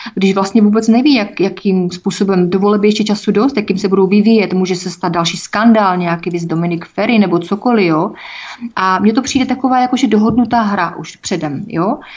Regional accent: Czechia; jsem především občanka České republiky a nebudu nikde psát, že mám národnost evropskou, když mám národnost českou

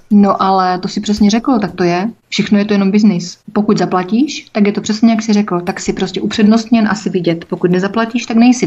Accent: Czechia; jsem především občanka České republiky a nebudu nikde psát, že mám národnost evropskou, když mám národnost českou

